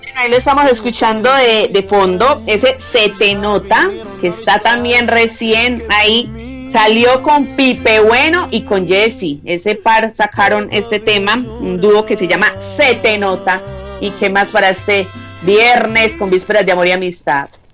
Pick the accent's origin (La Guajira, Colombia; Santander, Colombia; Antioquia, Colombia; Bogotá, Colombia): Antioquia, Colombia; Bello; de aquí de mi tierra, de aquí de Bello